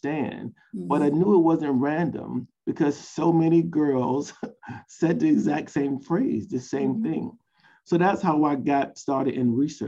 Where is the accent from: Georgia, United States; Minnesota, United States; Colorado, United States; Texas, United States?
Georgia, United States; Savannah; I'm a Southerner. I'm from Savannah, Georgia.